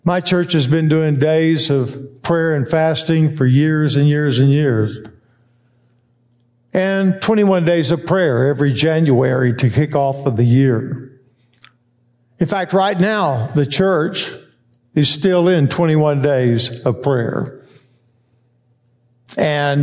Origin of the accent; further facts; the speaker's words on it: Texas, United States; I was born in Texas and raised